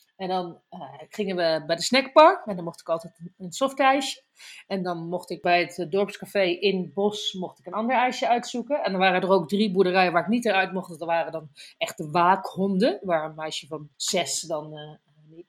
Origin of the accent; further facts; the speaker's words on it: North Brabant, Netherlands; als je in Brabant woont, zeker op wij zijn tien minuten van de Belgische grens